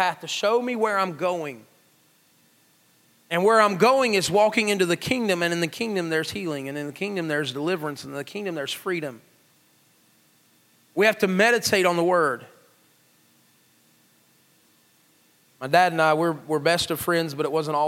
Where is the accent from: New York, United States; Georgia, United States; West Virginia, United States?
West Virginia, United States; McDowell County; I'm from McDowell County. We probably didn't have computers even when everybody else did